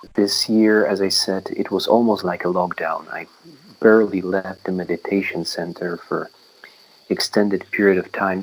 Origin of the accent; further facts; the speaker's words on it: Poland; moved away as an adult; now in Myanmar; community of lay practitioners in my hometown in Poland